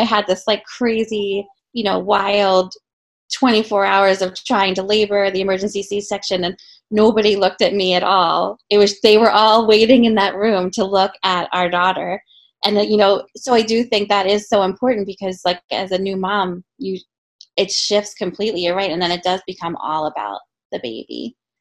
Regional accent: right outside of Philadelphia, Pennsylvania, United States; I grew up right outside of Philly

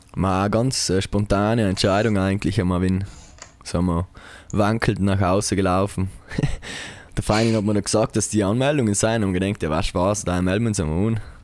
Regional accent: Taisten, Trentino-Alto Adige, Italy; Tasten, meine Heimat.

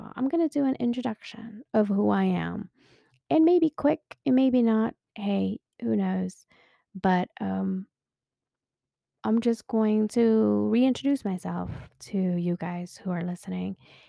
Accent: Philippines; now in United States; I am originally from the Philippines. Woohoo! Mabuhay, mga kababayan. Yeah, please don't come at me. My Tagalog is really, really bad. lost my accent long time ago when I first came here to the States.

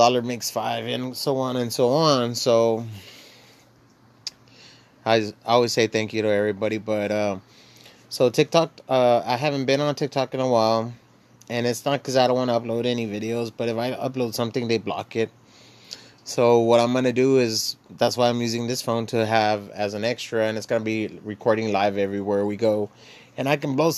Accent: Laredo, Texas, United States; the way I was raised and grew up and where I grew up, you know, I'm from Dorado. I'm from Laredo, Texas

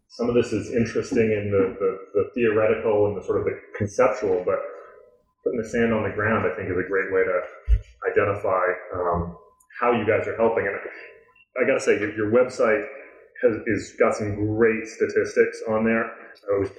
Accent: New York, United States; I grew up in New York

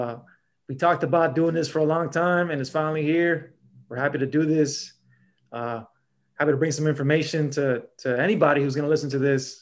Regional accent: Southern California, United States; I'm from Southern Cali.

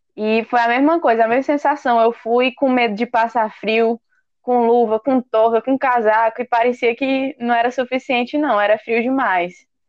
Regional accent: Teresina, Piauí, Brazil; moved away as an adult; now in Ireland; sou de Teresina, Piauí

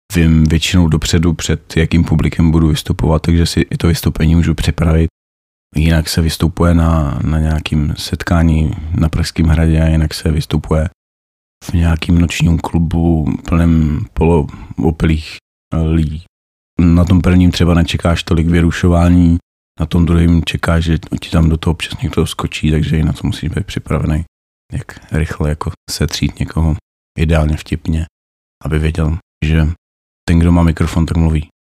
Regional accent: Opava, Moravian-Silesian Region, Czechia; moved away as an adult; Pocházím z Opavy, jinak jsem se sem přistěhoval za prací

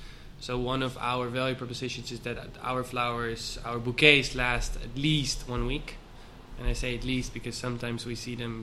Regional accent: Aalsmeer, North Holland, Netherlands; moved away as an adult; also born or lived in Amsterdam / Mexico; now in Switzerland; I was born in Holland and grew up in Holland in Aalsmeer, which is a little village close to Amsterdam, known for the flowers.

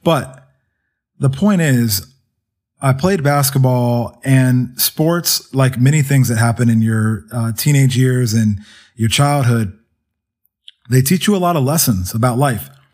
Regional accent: Kennesaw, Georgia, United States; also born or lived in Somerset, New Jersey; I grew up, spent the rest of my life growing up in Georgia

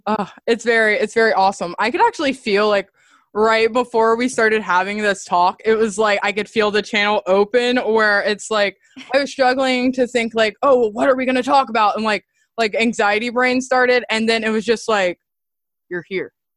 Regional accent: the South, United States; growing up in the South

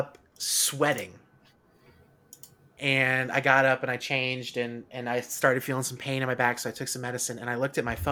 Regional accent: Florida, United States; moved away; I was born and raised in Florida

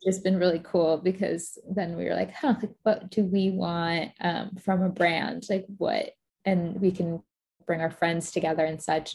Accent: Florida, United States; moved away as an adult; also born or lived in Boston; I grew up in Florida

